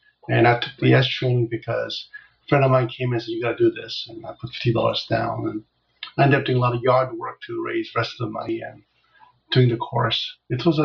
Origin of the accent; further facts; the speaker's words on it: United States; also born or lived in Seoul, South Korea; I came here in 72 and grew up here